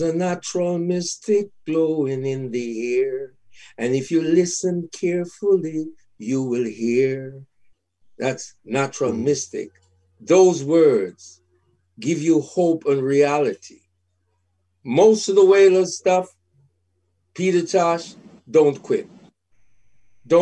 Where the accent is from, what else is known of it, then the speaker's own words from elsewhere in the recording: Montego Bay, Saint James, Jamaica; now in Toronto, Canada; I'm from Montego Bay, Jamaica